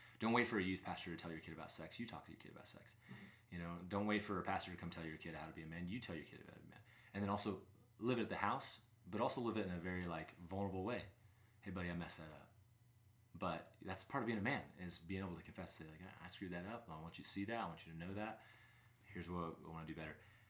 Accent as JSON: {"language": "English", "region": "Southern United States", "country": "United States", "lives_now": "Wyoming, United States", "said": "which I'm from the South and I'm like, I live in Wyoming."}